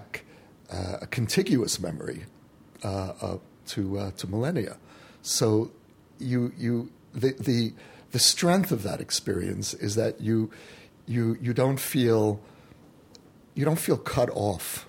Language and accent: English; United States; now in Israel; an American Jew who came home